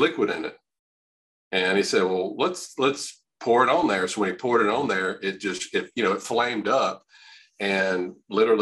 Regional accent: Louisiana, United States; I'm from Louisiana, born and raised, practice here

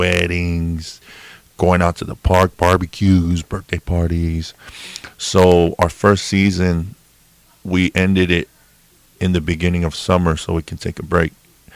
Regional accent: California, United States; now in Washington, United States; Me and my wife, originally, yeah, we grew up in Cali, grew up in California. But now we're Washingtonians.

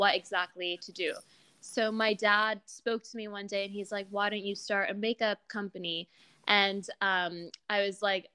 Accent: Dubai, United Arab Emirates; also born or lived in Los Angeles, California, United States; We're ethnically Pakistani, born in LA, grew up in Dubai

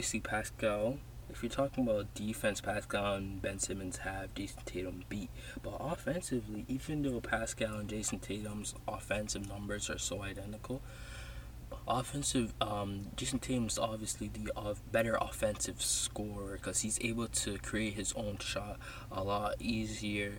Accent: Toronto, Ontario, Canada; I'm from Toronto. I live in Toronto.

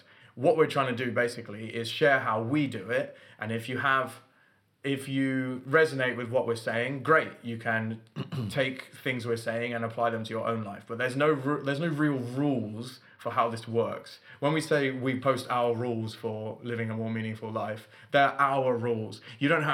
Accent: London, United Kingdom; moved away as an adult; also born or lived in north of England; I've got to drive home to London to see my family

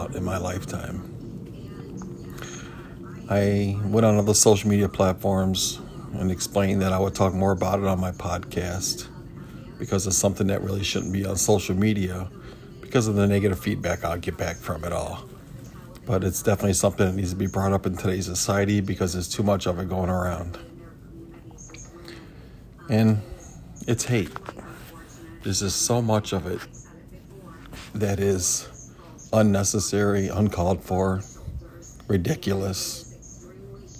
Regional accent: Cleveland, Ohio, United States; I'm from Cleveland, Ohio. I grew up in the 80s in Cleveland

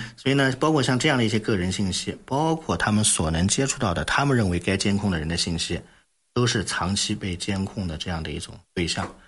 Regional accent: China; 我们中国人

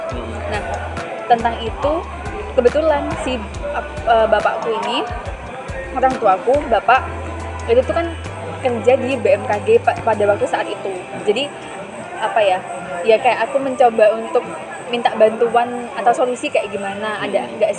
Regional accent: Malang, East Java, Indonesia; Ya, aku asli Malang. Nah, aku dari kecil itu emang punya cita-cita, aku tuh pengen kuliah di luar kota.

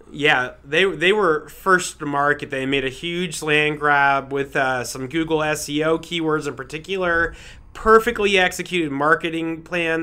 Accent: Fort Lauderdale, Florida, United States; moved away as an adult; also born or lived in Houston, Texas; now in Denver, United States; I am from Fort Lauderdale, Florida

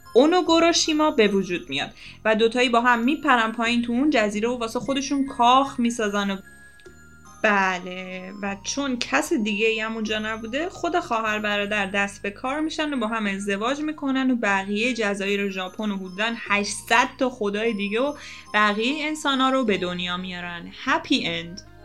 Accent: Iran; سرزمین خودمون ایران وطنم

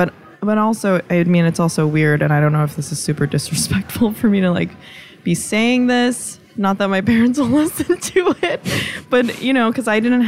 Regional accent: United States; maybe it's just because we're so American

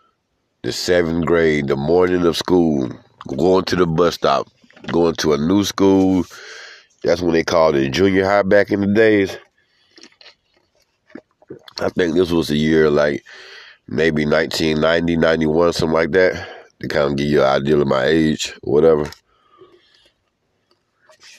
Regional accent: Georgia, United States; We're from Georgia, all throughout Georgia

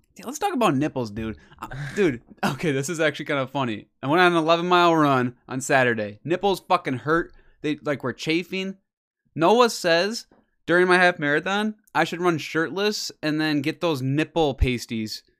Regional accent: Wisconsin, United States; we're from Wisconsin.

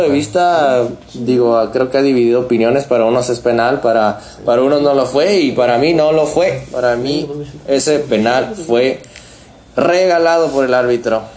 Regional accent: Mexico; Como mexicano

